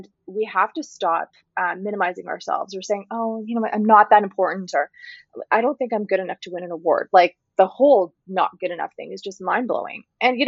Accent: North India, India; And I'm Northern Indian, I'm not Punjabi, and I only say this because there's a lot of talk about these types of situations in the Punjabi community here.

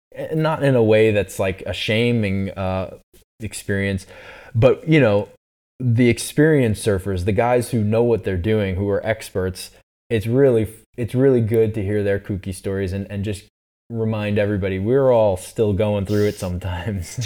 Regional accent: East Coast, United States; I'm from the East Coast

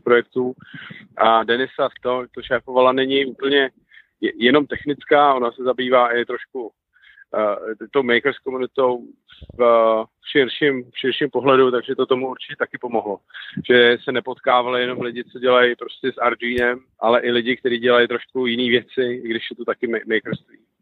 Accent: Czechia; my Češi tady jsme tvořiví lidi

